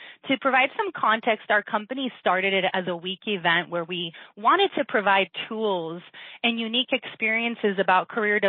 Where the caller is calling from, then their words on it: Las Vegas, Nevada, United States; I'm calling from Las Vegas, Nevada